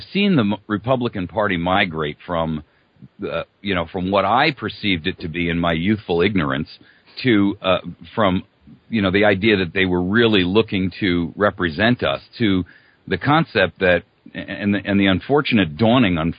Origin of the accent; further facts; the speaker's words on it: East Coast, United States; I was born and raised on the East Coast.